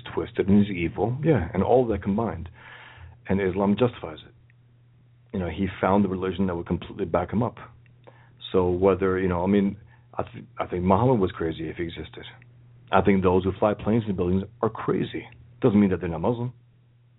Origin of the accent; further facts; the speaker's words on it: New York City, New York, United States; I was born and raised here in the Bronx, you know, New York, America.